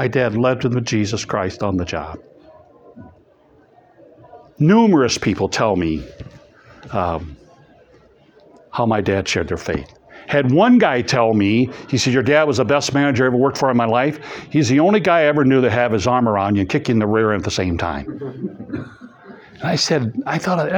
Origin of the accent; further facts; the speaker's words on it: East Peoria, Illinois, United States; moved away; also born or lived in Madison; I grew up in East Peoria